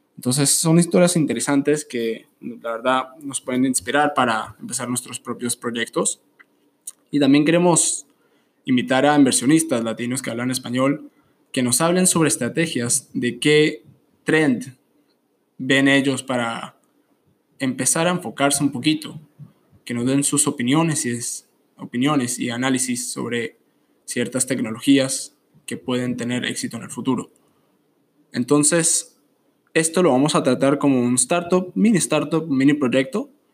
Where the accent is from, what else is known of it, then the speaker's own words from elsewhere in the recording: Colombia; soy originalmente de Colombia